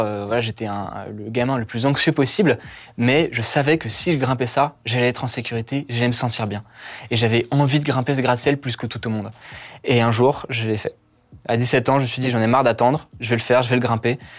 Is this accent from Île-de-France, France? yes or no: yes; Paris, Île-de-France, France; Je suis né à Paris 13 euh, en 2000.